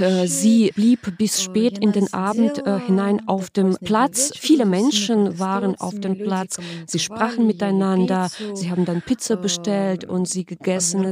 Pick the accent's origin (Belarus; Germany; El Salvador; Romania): Belarus; also born or lived in Minsk; Ich bin aus Belarus nach Berlin gekommen